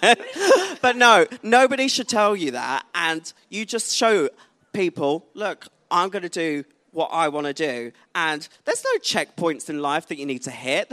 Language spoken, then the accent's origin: English; Essex, East of England, United Kingdom; also born or lived in London; I moved back to Essex from London, went back home